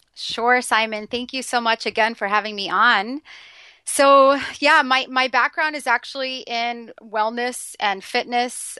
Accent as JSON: {"language": "English", "town": "New York City", "region": "New York", "country": "United States", "said": "being a New Yorker"}